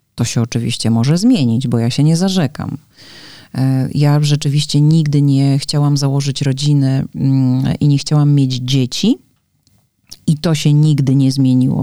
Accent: Łódź, Łódź Voivodeship, Poland; moved away as an adult; now in Warsaw, Poland; Ja też pochodzę z dużego miasta, bo Łódź jednak nie jest y, małym miasteczkiem

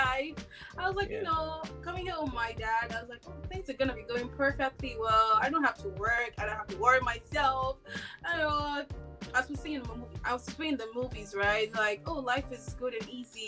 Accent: Nigeria; moved away as an adult; now in Montreal, Canada; I'm originally from Nigeria. I immigrated to Canada for over 4 years now.

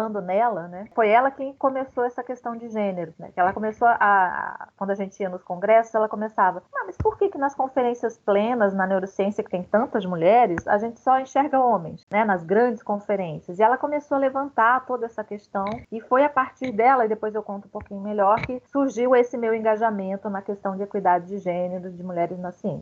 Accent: Rio Grande do Sul, Brazil; E meus pais também, nessa época, voltaram para o sul, porque originalmente eu sou gaúcha.

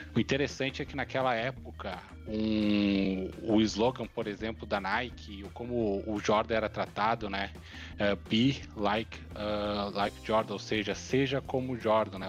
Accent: Brazil

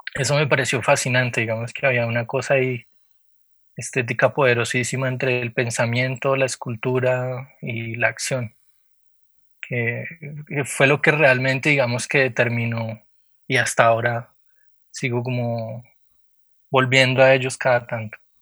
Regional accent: Popayán, Cauca, Colombia; moved away as an adult; also born or lived in Cali; yo nací en Cali, pero casi que me crié en Popayán. Hice todo primaria y bachillerato

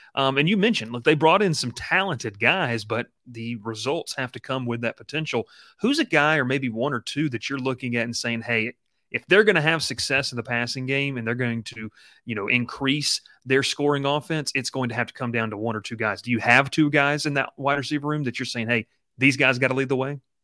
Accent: Columbus, Georgia, United States; I grew up in Columbus, Georgia, you know, thirty minutes from Auburn

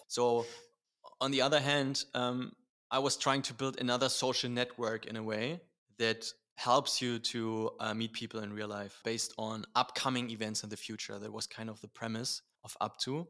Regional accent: Berlin, Germany; born and raised in Berlin.

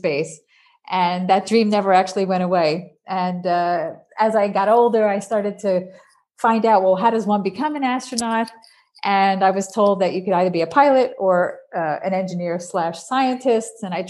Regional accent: New York, United States; accent: New Yorker; moved away as an adult; now in Netherlands; I was born in New York, so I have a little bit of New Yorker in me still, even though I have lived over in Europe for the last 30 years

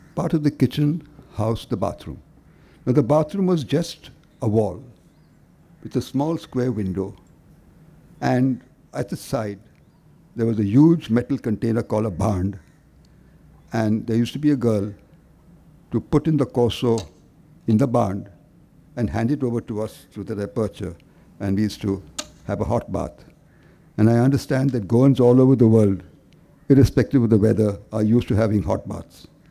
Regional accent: Candolim, Goa, India; moved away; also born or lived in Bombay; Kanduli, my hometown.

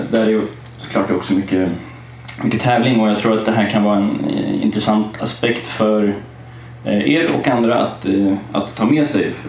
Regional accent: Kalmar, Kalmar County, Sweden; jag är uppväxt i Kalmar. Det hör man inte på dialekten. Men jag valde bort den för den är lite stök.

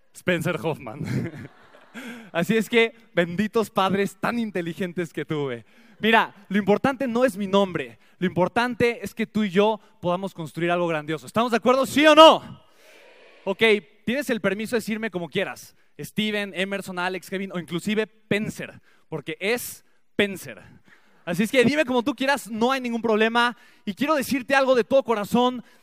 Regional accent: Mexico City, Mexico; Nací en la Ciudad de México

